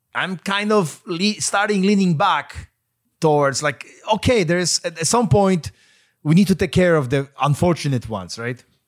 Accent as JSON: {"language": "English", "country": "Poland", "tie": "born or raised there", "moved": "yes", "said": "I grew up in Poland"}